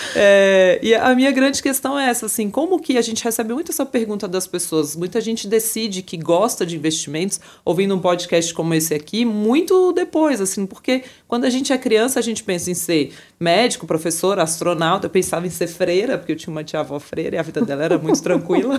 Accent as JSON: {"language": "Portuguese", "country": "Brazil", "said": "eu que sou brasileira"}